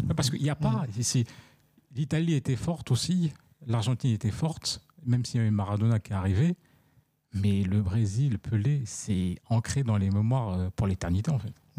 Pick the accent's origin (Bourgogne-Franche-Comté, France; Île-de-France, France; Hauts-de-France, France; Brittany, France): Île-de-France, France; Paris; je suis parisien